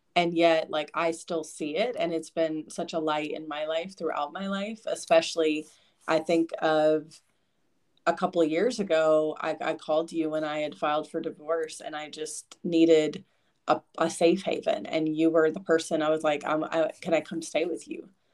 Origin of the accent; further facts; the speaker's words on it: Kentucky, United States; also born or lived in Lexington, Kentucky; I grew up in Eastern Kentucky initially with dad and my mom, and then when they got divorced, moved to Central Kentucky in Lexington.